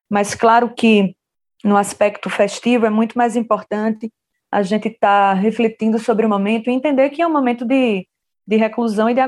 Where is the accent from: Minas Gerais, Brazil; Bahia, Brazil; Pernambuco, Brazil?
Pernambuco, Brazil; São José do Egito; sou de São José do Egito, sertão do Pajeú